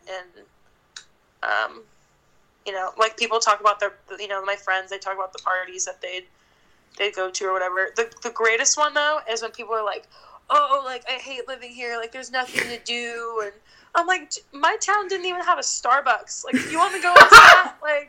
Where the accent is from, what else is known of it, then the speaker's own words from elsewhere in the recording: Mariposa, California, United States; moved away as an adult; now in Paso Robles, United States; when I go to visit Mariposa, I'm always sad to leave. Like, I always love it, and it'll be my hometown. But I'm glad I left